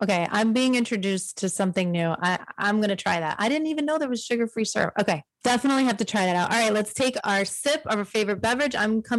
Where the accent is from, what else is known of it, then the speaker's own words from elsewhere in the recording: Connecticut, United States; now in Miami, United States; raising three kids here in Miami, not having family here myself, I'm not from Texas, I'm from Connecticut.